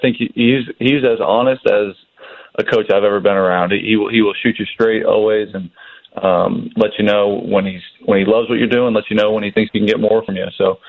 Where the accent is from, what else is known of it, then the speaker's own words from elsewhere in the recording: California, United States; I was too young to watch him play growing up in the Bay Area